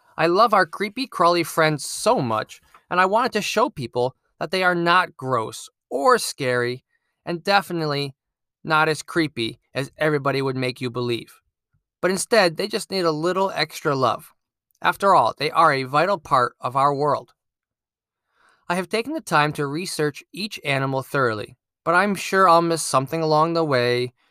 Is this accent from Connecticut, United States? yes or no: yes; Connecticut, United States; I'm a STEAM teacher at an elementary school in my home state of Connecticut